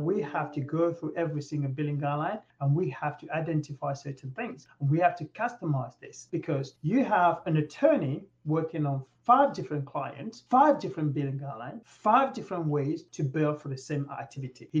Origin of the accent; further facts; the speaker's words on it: England, United Kingdom; moved away as an adult; now in United States; I'm from England